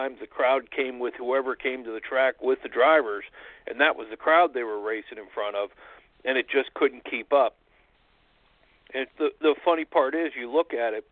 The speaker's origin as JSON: {"language": "English", "region": "Pennsylvania", "country": "United States", "tie": "born or raised there", "said": "growing up in Pennsylvania"}